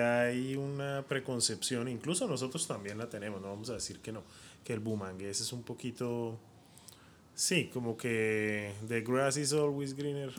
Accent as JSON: {"language": "Spanish", "town": "Bucaramanga", "region": "Santander", "country": "Colombia", "moved": "as an adult", "said": "soy de Bucaramanga"}